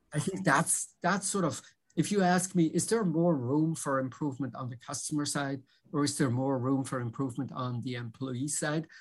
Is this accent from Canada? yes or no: no; Switzerland; moved away as an adult; also born or lived in Philadelphia / New York; now in Boston, United States; I grew up in Switzerland